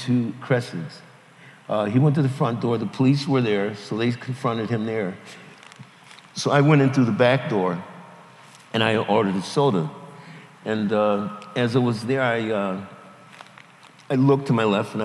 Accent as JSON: {"language": "English", "region": "the North", "country": "United States", "moved": "as an adult", "said": "I was from the North"}